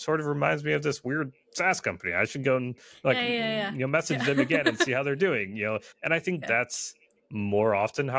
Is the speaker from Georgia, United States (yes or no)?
no; Michigan, United States; I was born and raised in Michigan, and you know, primarily do this job from Michigan